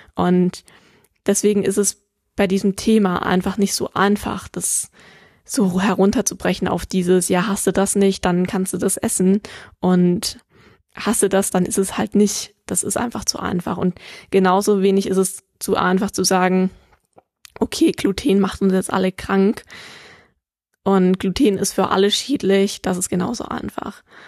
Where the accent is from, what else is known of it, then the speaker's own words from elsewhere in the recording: Germany; hier bei uns in Deutschland